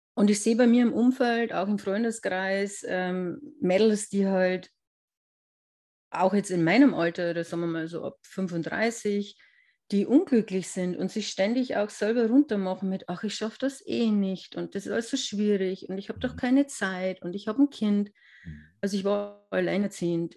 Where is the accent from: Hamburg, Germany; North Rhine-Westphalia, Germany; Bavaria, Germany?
Bavaria, Germany; near Regensburg, Upper Palatinate; Ich komme aus der Nähe vom ähm, schönen Regensburg ähm, in der Oberpfalz